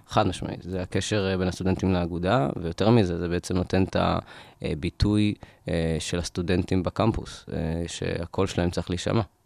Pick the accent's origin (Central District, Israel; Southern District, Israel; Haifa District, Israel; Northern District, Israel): Central District, Israel; Rishon LeZion; moved away as an adult; now in Ramat Gan, Israel; אני מראשון